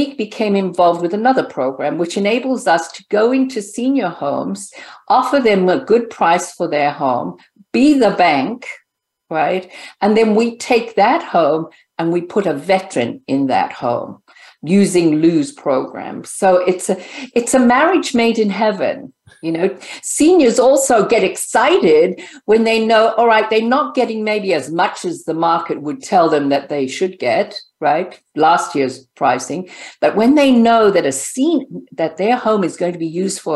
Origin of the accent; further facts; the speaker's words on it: Zimbabwe; also born or lived in California; now in United States; I'm from Zimbabwe, a country that has no freedom, right? No currency, to then come and live in this great country, the United States